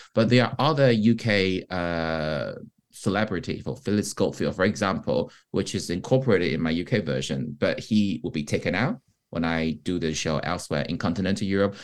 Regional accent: Taiwan; first language Mandarin; English is a second language; moved away as an adult; now in United Kingdom; being Taiwanese coming from Taiwan

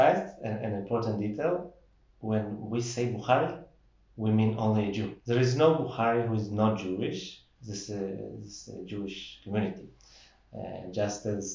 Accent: Samarkand, Samarqand Region, Uzbekistan; now in Jerusalem, Israel; I born and raised in Samarkand

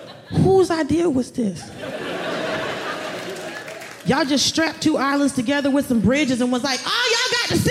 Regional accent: Atlanta, Georgia, United States; No, through the grace of God, I was not born here. Thank you. Where are you from? Atlanta.

